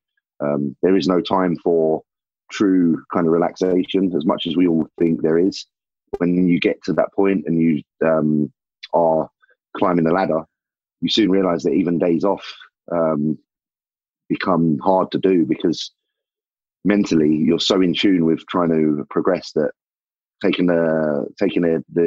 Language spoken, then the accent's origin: English; England, United Kingdom; I'm a bodybuilder from England